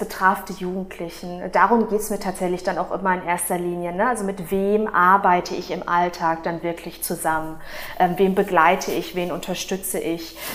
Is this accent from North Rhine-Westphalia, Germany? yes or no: yes; Dortmund, North Rhine-Westphalia, Germany; Ich bin in Dortmund geboren und aufgewachsen